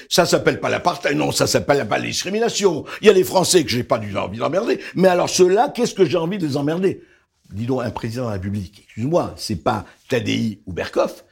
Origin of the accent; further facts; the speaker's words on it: Beirut, Beirut Governorate, Lebanon; now in France; je suis né au Liban, je suis né à Beyrouth